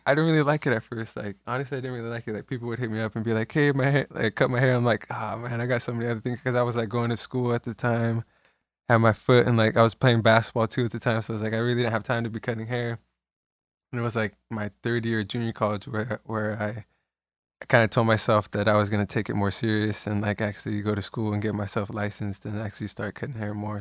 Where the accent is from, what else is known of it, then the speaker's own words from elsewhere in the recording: Salinas, California, United States; I was born in Salinas, born and raised in Salinas